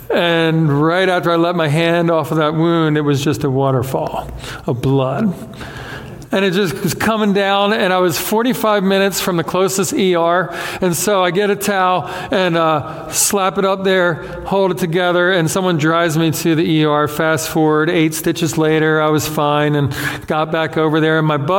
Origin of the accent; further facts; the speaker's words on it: Beaumont, Texas, United States; Yes, I said dadgum because I grew up in Beaumont.